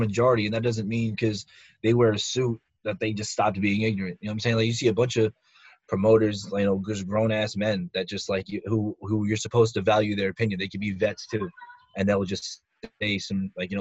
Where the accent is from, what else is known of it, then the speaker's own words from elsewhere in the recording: Northeast, United States; we're from the Northeast